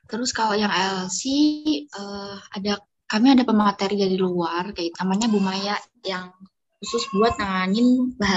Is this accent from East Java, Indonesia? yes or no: yes; Magetan, East Java, Indonesia; Aku berasal